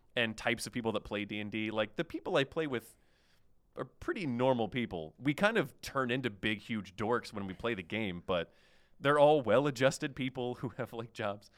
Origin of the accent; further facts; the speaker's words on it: Oklahoma, United States; moved away; I was from Oklahoma